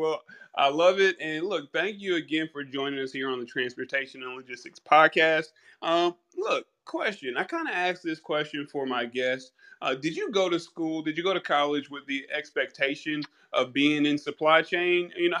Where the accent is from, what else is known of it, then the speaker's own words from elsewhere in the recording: Georgia, United States; I am from Georgia.